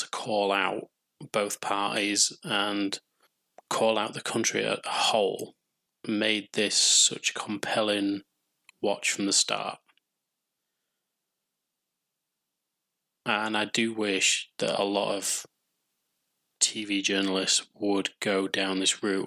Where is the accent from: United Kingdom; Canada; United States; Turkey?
United Kingdom; England; I'm English